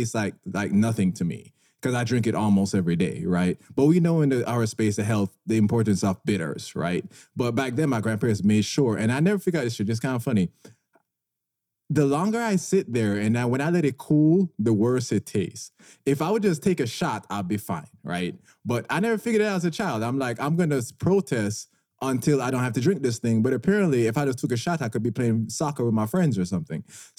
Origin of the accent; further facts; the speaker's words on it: Jamaica; moved away; I grew up in a warmer climate. I grew up in Jamaica, and I played sports growing up.